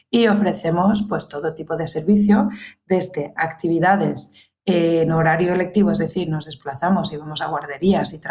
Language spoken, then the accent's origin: Spanish; England, United Kingdom; first language English; Spanish is a second language; now in Valencia, Spain; Y yo soy inglesa nativa, nací en Inglaterra, eh, reside ahí aún mis padres, mi hermano, mi familia íntima, y vine aquí a España, concretamente a Valencia, hace unos 14, casi 15 años ya.